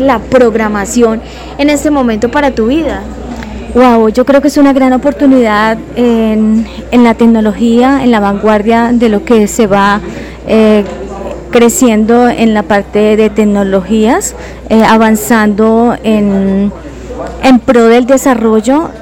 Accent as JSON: {"language": "Spanish", "town": "Saravena", "region": "Arauca", "country": "Colombia", "moved": "as an adult", "lives_now": "Pereira, Colombia", "said": "yo soy de Saravena, Arauca."}